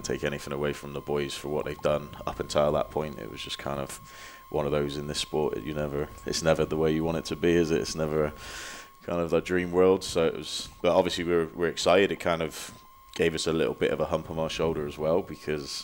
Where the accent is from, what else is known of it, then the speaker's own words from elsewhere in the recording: Bristol, South West England, United Kingdom; also born or lived in Oklahoma City, United States; now in Des Moines, United States; I'm from Bristol, England.